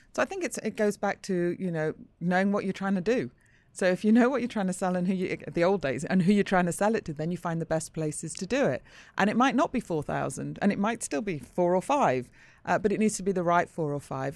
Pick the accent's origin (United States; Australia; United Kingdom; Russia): United Kingdom; Manchester, North West England; I grew up in Manchester.